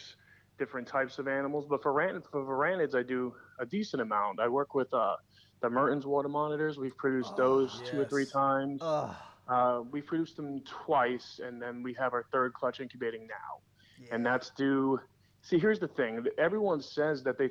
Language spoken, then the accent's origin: English; New York City, New York, United States; I grew up in New York City